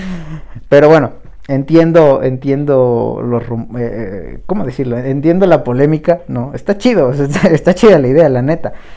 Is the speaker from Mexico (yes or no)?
yes; Mexico; somos mexicanos